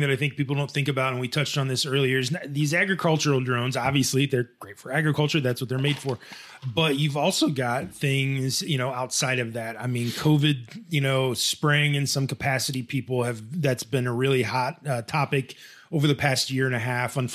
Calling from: Addis Ababa, Ethiopia; hi, I like your show. I am from Addis Ababa, Ethiopia.

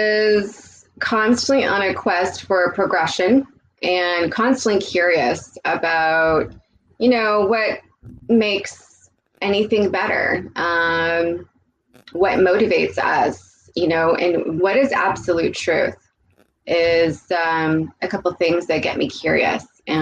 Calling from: Toronto, Ontario, Canada; I'm joining you from Toronto, Canada, currently.

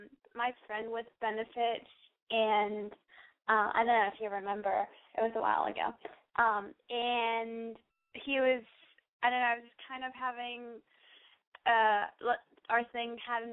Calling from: Texas, United States; Hi, I called you a couple of weeks ago. … I'm from Texas. I'm 19.

